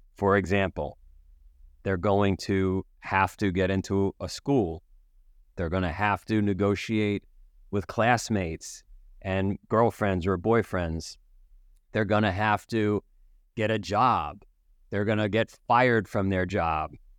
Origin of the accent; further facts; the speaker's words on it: New York City, New York, United States; I grew up in Queens